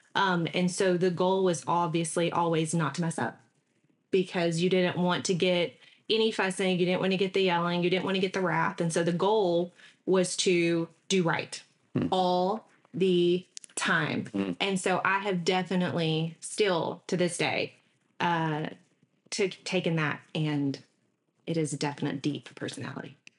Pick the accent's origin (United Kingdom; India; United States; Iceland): United States; Mesquite, Texas; also born or lived in Galveston, Texas / China, Texas / Dallas, Texas / New York; now in Southeast Texas, United States; I was here until about third grade, and then my parents decided to move us out to Mesquite, Texas. So, grew up in Mesquite, went to Beasley, Kimbrough, Poteet High School